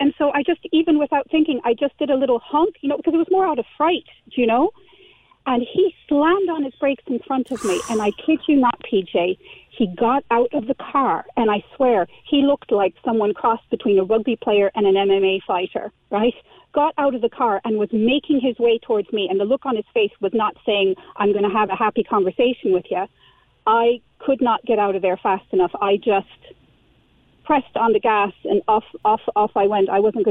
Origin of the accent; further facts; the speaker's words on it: Switzerland; now in Ireland; I moved to Ireland from Switzerland over 20 years ago now.